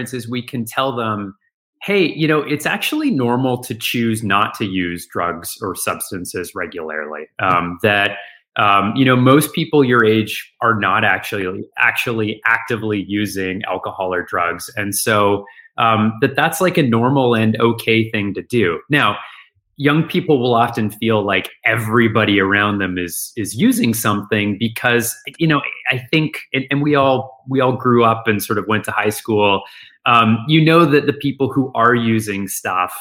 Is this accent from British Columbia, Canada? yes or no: yes; outside of Vancouver, British Columbia, Canada; moved away as an adult; now in Boston, United States; I'm Canadian originally. I grew outside of Vancouver, Canada